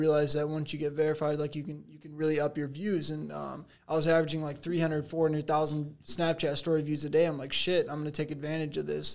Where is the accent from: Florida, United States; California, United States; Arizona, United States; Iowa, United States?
Arizona, United States; Phoenix; Phoenix, Arizona